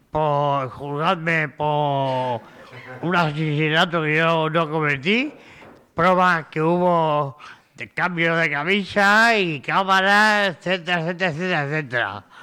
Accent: Spain; de España.

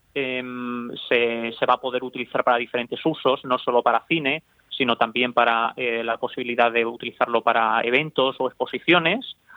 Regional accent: Cáceres, Extremadura, Spain; yo soy de Cáceres

